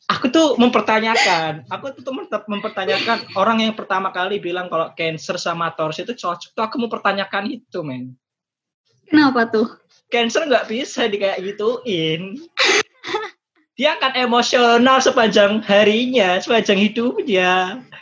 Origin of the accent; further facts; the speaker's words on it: Semarang, Central Java, Indonesia; Mungkin pun kamu gak inget kalau aku orang Semarang loh.